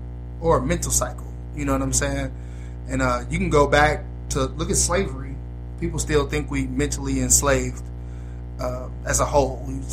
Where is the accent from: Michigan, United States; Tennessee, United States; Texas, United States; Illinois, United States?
Illinois, United States; Chicago; I'm from Chicago